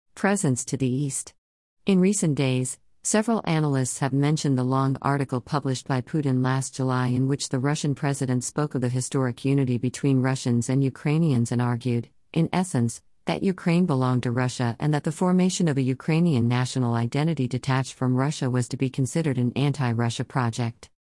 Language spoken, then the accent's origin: English; India; As an Indian